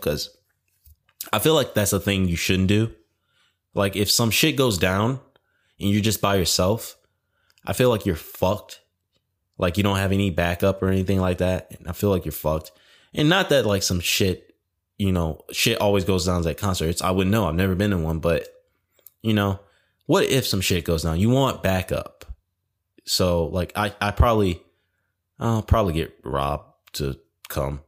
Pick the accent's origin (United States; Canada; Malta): United States; Detroit, Michigan; moved away; lived in Detroit. I was born in Detroit.